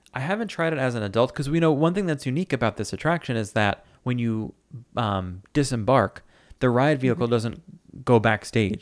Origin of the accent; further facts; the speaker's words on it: New York City, New York, United States; I'm from New York